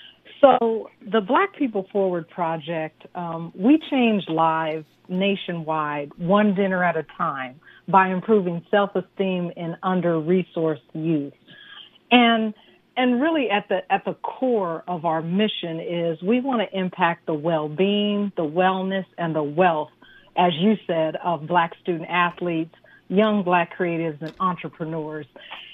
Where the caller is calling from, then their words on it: Simi Valley, California, United States; I'm calling from Simi Valley, California.